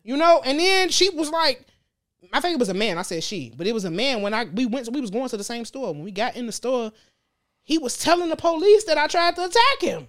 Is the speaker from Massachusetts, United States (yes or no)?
no; Gary, Indiana, United States; also born or lived in Texas; I grew up in Gary. I ain't moved out of Gary until I was nineteen.